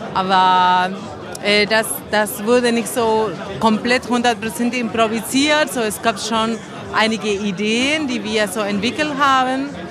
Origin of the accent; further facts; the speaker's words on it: Argentina; German is a second language; moved away; Ich komme aus Argentinien